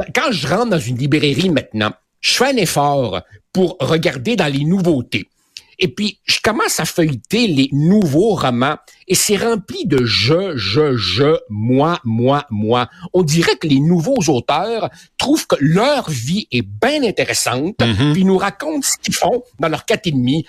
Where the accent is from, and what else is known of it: Quebec, Canada; born or raised there; also born or lived in Uruguay